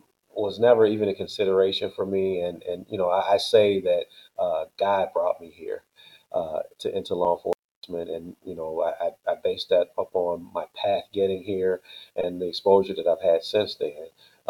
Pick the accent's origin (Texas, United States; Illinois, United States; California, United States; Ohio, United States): Illinois, United States; Chicago; I grew up, I was born in Chicago and moved to the south suburbs when I was about 9 years old, and been here ever since, and went to college in Chicago. So I've always been here in Chicago.